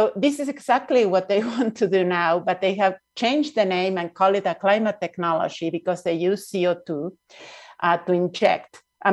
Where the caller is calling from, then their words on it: Mexico City, Mexico; I'm speaking from Nahua territory, which is an area of a crossroad of indigenous peoples in Mexico, which is also known as Mexico City.